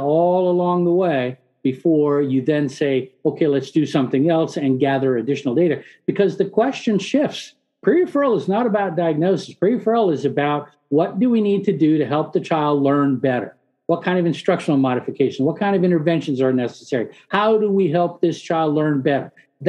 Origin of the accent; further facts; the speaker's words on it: San Diego, California, United States; English is a second language; moved away; I grew up in San Diego, so it's always a homecoming for me